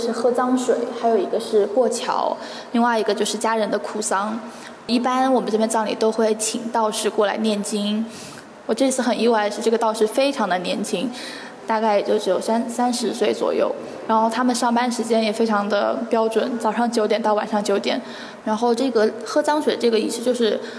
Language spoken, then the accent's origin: Chinese; Guangde, Anhui, China; 我来自安徽广德。嗯，广德是这个苏浙皖交界处的这么一个点，然后是安徽省东南部的一个县级市。